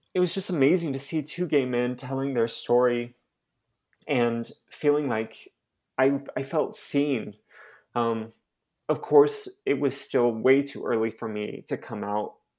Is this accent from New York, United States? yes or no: no; Mesa, Arizona, United States; moved away as an adult; also born or lived in Utah / Dominican Republic / Texas; I'm originally from Mesa, Arizona, um, which is basically Utah outside of Utah